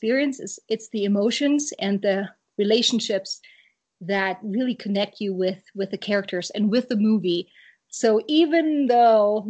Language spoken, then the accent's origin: English; Germany; moved away; I grew up in Germany